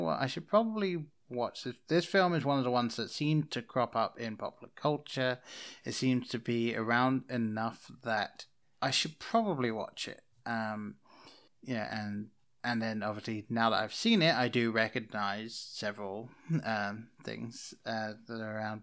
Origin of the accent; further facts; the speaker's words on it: England, United Kingdom; moved away as an adult; now in United States; I grew up in England. I didn't move over to America until two thousand eleven